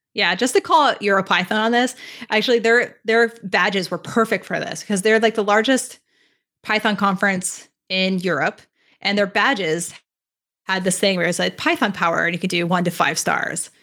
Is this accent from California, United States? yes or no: yes; California, United States; moved away as an adult; now in Toronto, Canada; I'm originally from California, but I moved to Toronto last summer